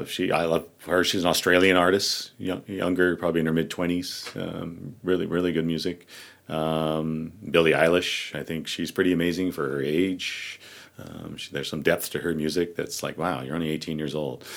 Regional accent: Bay Area, California, United States; moved away; also born or lived in Pacifica, California; Growing up in the Bay Area

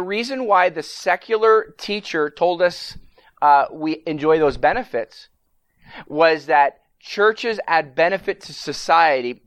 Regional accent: Canada; now in United States; I'm from Canada originally

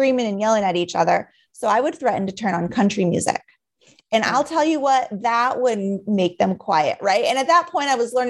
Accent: Juneau, Alaska, United States; now in Minnesota, United States; I was born and raised in Alaska

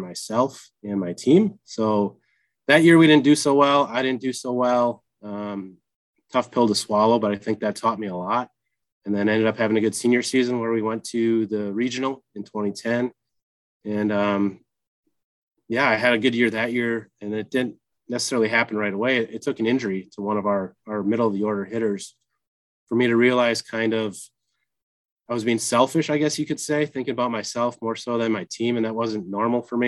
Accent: Lebanon, Wisconsin, United States; I hail from Lebanon, Wisconsin, small town outside of Watertown, and attended Watertown High School.

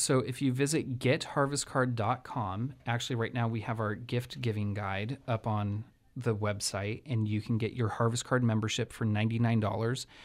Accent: Santa Rosa, California, United States; having been born and raised in Sonoma County in Santa Rosa

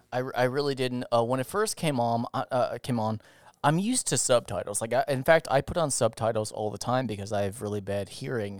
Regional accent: United States; I'm not Spanish, I'm American

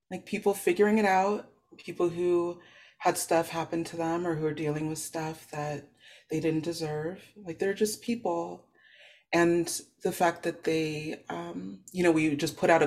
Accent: the Valley, California, United States; I'm from the Valley

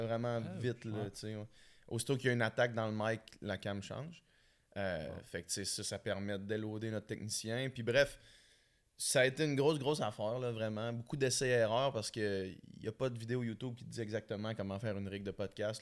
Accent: Quebec City, Quebec, Canada; moved away as an adult; la ville de Québec, c'est ma ville. Mhm. Tout, mon monde est là, ma famille, mes, repères

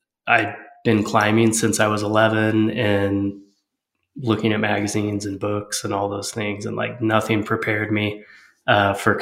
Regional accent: Lake Arrowhead, California, United States; I grew up in Southern California and Lake Arrowhead, the mountains of San Bernardino

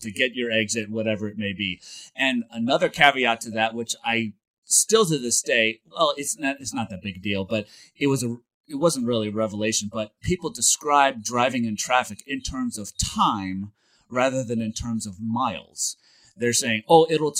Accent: St. Louis, Missouri, United States; moved away as an adult; also born or lived in Springfield, Missouri; now in Los Angeles, United States; I lived in St. Louis. I grew up in St. Louis

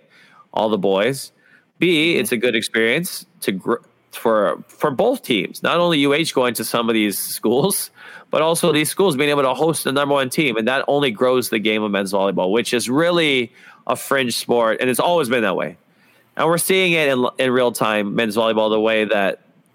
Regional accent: Hawaii, United States; what it's like growing up in Hawaii

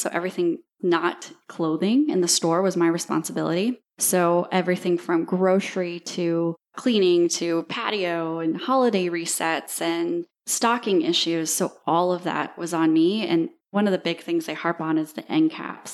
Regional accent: Dubuque, Iowa, United States; moved away as an adult; also born or lived in Ames, Iowa; now in Destin, United States; born and raised in Iowa, went to Iowa State University.

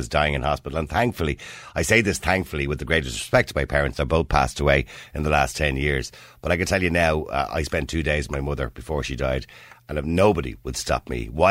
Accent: Dublin, Leinster, Ireland; I remember it here in Dublin when I was a kid

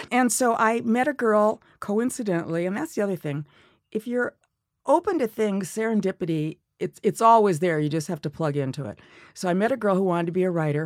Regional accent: Milwaukee, Wisconsin, United States; moved away; I grew up in Milwaukee

